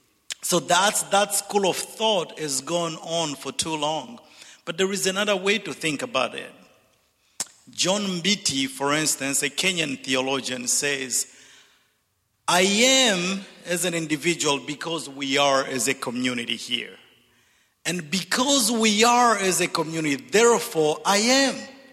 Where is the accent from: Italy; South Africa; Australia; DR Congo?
DR Congo; also born or lived in Zambia / Zimbabwe / Dallas / Missouri; I'm originally from Zambia, grew up in the Congo and educated in Zimbabwe and Dallas and Missouri.